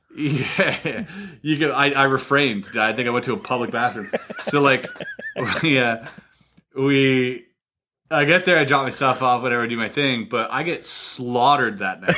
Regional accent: Canada; I'm Canadian.

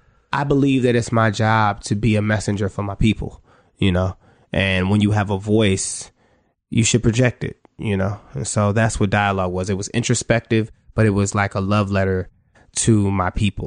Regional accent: Cleveland, Ohio, United States; You know, I'm from Cleveland, Ohio, you know?

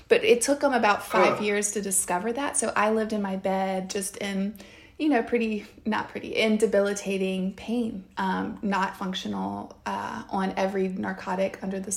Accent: the South, United States; I grew up in the South

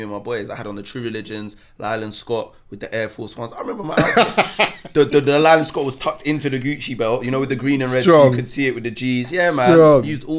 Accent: Jamaica; Joy is, you're Jamaican. I'm Jamaican. She's Jamaican.

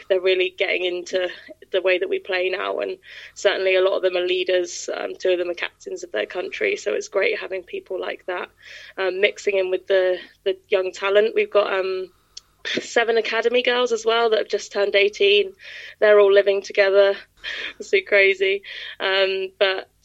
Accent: Exeter, South West England, United Kingdom; I grew up in Exeter, so as soon as I saw that they were finally launching a women's team, it was a no-brainer to move back home again.

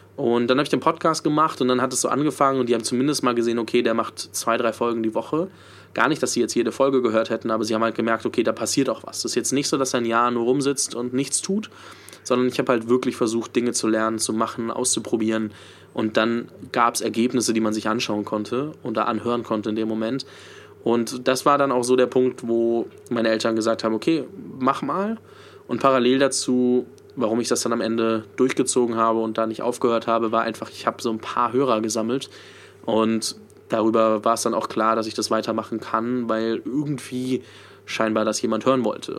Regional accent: Nuremberg, Bavaria, Germany; moved away; also born or lived in Munich / Prague; Ich komme ursprünglich aus, aus Nürnberg

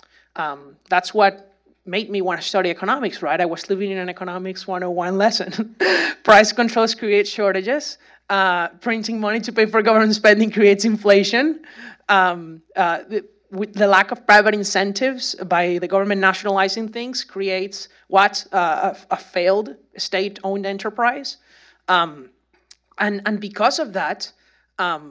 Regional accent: Venezuela; English is a second language; moved away as an adult; also born or lived in Indiana; now in United States; that Venezuelan kid end up in Indianapolis

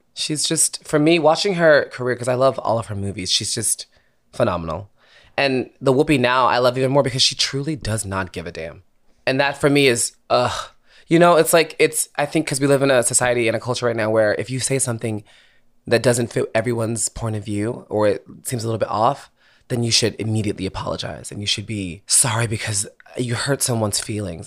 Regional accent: Philadelphia, Pennsylvania, United States; moved away as an adult; also born or lived in Boston / New York; now in Los Angeles, United States; I grew up in Philadelphia

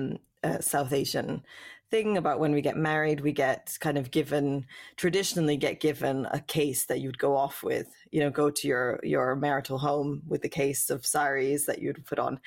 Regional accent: West Coast, Canada; born there; I was born in Canada, in the West Coast.

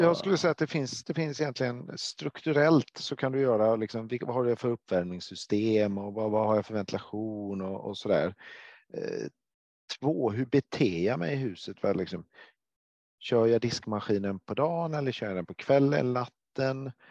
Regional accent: Gothenburg, Västra Götaland, Sweden; jag är från Göteborg

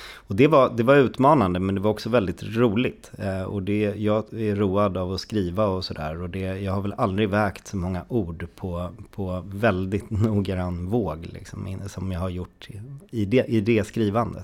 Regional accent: Stockholm, Stockholm County, Sweden; mig då som är en eh, stadsunge från Stockholm

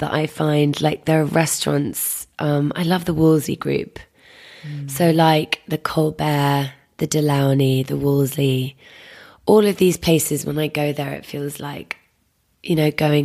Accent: London, United Kingdom; I grew up in Wandsworth on a common

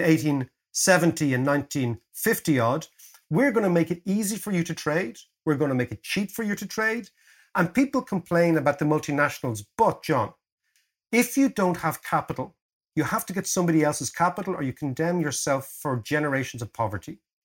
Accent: Ireland; as Irish people

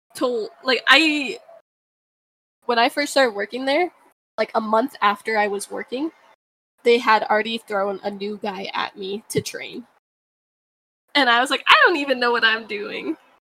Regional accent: Maui, Hawaii, United States; moved away as an adult; also born or lived in California; now in Washington, United States; I kind of grew up in Maui since I was like four years old until I was 17

